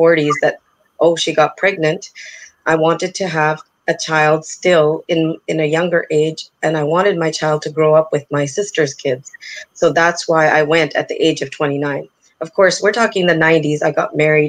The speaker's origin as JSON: {"language": "English", "country": "Canada", "tie": "born or raised there", "said": "I'm a person born and brought up in Canada"}